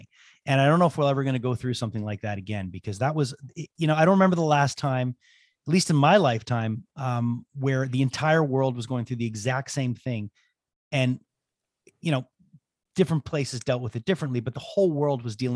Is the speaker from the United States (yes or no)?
no; Canada